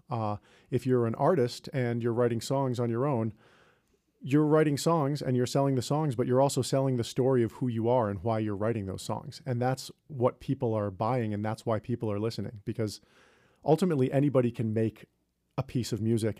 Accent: New York, United States; I grew up near New York City, and so I moved into the city after I graduated from college

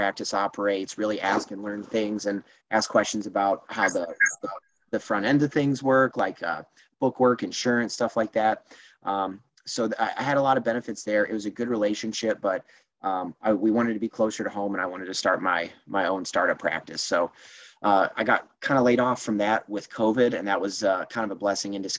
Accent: Iowa, United States; I grew up in Iowa.

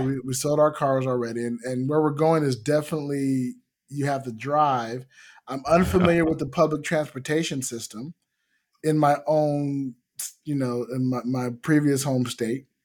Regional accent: United States; I am American

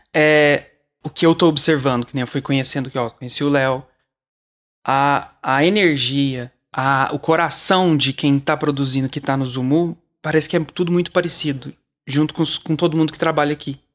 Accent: Uberlândia, Minas Gerais, Brazil; Eu sou de Uberlândia, eu vim pra, pra São Paulo

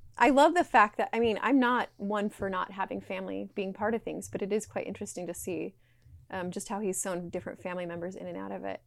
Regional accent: Utah, United States; I was raised in Utah

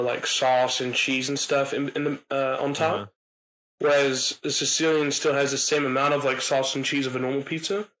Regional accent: Alabama, United States; We're from Alabama

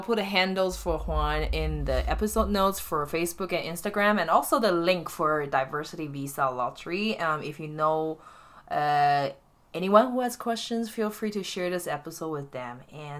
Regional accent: Taiwan; moved away as an adult; now in United States; I'm coming from Taiwan. It's an oceanic island.

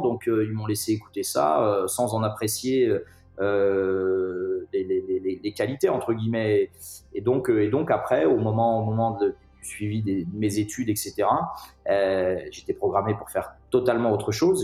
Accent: Clisson, Pays de la Loire, France; also born or lived in Nantes; je ne suis pas né à Clisson, mais j'y habite, euh, j'y habite depuis, euh, depuis ma plus tendre enfance

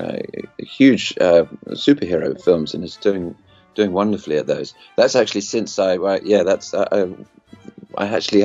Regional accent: United Kingdom; moved away; I grew up in the UK, as you can tell from my accent

